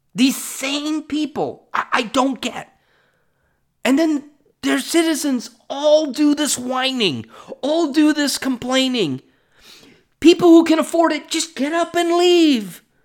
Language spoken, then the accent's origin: English; California, United States; I'm from California